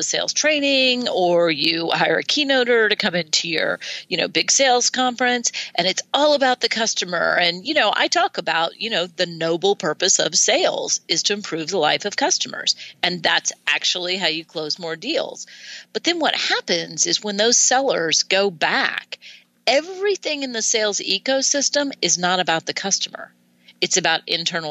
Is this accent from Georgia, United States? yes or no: no; Washington, District of Columbia, United States; I grew up in Washington, D.C., right outside Washington, D.C.